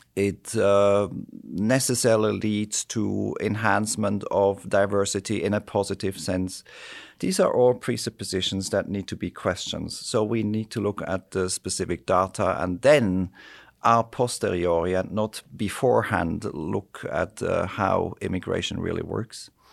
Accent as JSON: {"language": "English", "country": "Switzerland", "tie": "born or raised there", "also_born_or_lived": "United States", "said": "my home country, Switzerland"}